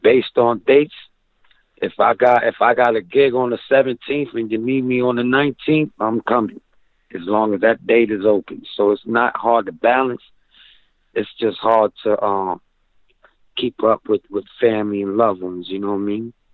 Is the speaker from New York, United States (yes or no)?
yes; Rochester, New York, United States; in Rochester is is great. You know, it's home base